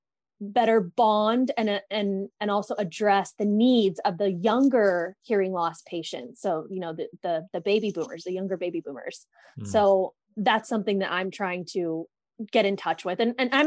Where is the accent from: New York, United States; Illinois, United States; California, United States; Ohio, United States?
California, United States; Thousand Oaks; In Thousand Oaks, California.